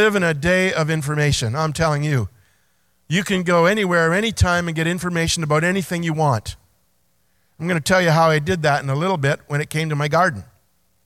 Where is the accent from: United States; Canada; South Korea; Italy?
Canada; Belleville, Ontario; moved away as an adult; I grew up in Belleville, 22 years here, played my hockey here, went to Quinte Secondary School